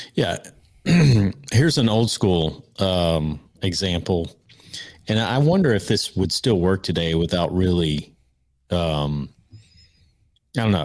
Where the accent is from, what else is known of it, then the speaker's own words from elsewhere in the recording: Georgia, United States; we're from Georgia